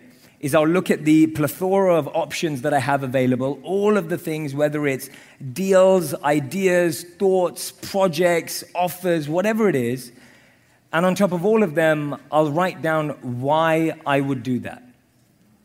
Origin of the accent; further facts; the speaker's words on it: London, United Kingdom; I grew up in London.